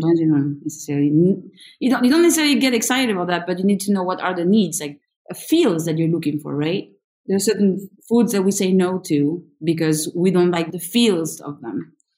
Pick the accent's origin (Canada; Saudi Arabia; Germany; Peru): Peru; also born or lived in France; really have lived exactly the same amount of years in both countries with back and forths. Many. I was born in France and then I was in Peru at my 9 months till I was 2.5. So at 2 years old, I was in Peru.